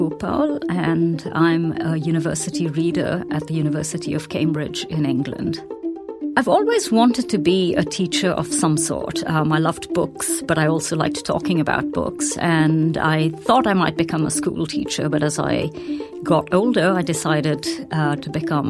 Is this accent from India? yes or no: yes; Delhi, India; also born or lived in Colombo, Sri Lanka / Bhutan; I was the child of a diplomat, and so I grew up in South Asia rather than India alone. I was born in Delhi. We moved when I was very young to Sri Lanka, Colombo, came back to Delhi, and then spent a few years in Bhutan before coming back to Delhi.